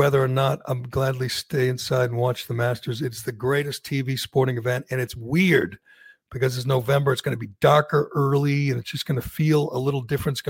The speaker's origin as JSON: {"language": "English", "town": "Chelmsford", "region": "Massachusetts", "country": "United States", "tie": "born or raised there", "said": "my hometown"}